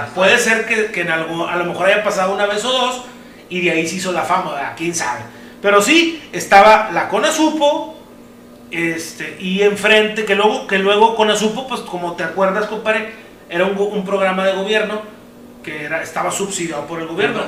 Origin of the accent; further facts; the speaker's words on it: Apodaca, Nuevo León, Mexico; nosotros somos de Apodaca, Nuevo León